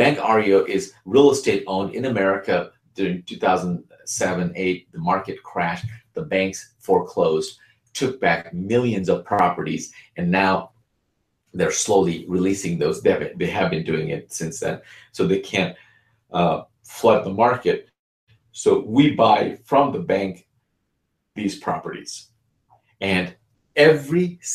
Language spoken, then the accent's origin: English; Bangladesh; now in United States; I'm originally from Bangladesh